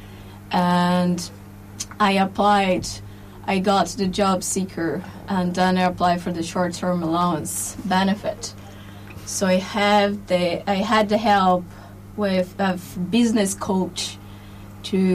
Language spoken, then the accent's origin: English; Brazil; English is a second language; moved away as an adult; now in Ireland; I am Brazilian